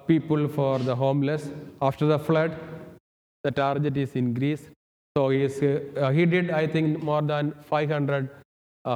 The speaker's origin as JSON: {"language": "English", "region": "Kerala", "country": "India", "also_born_or_lived": "Thibodaux, Louisiana", "moved": "as an adult", "lives_now": "United States", "said": "I am from India, the southern part of India, Kerala."}